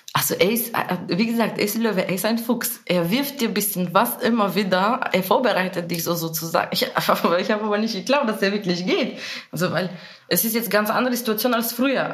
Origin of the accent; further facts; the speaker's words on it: Bulgaria; German is a second language; moved away as an adult; now in Germany; ich komme aus Bulgarien, bin seit zehn Jahren in Deutschland